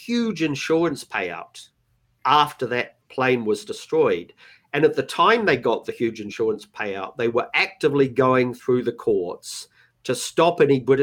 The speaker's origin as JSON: {"language": "English", "country": "New Zealand", "also_born_or_lived": "Los Angeles, United States / United Kingdom", "moved": "yes", "said": "I'm a Kiwi, I've spent most of my life abroad"}